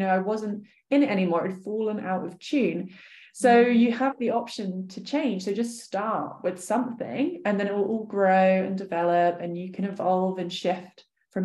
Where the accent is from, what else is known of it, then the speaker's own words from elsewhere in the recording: Poole, South West England, United Kingdom; I grew up in Dorset